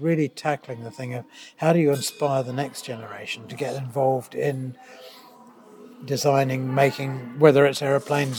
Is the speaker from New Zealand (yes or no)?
yes; New Zealand; moved away as an adult; also born or lived in Canterbury, New Zealand; now in United Kingdom; I am a New Zealander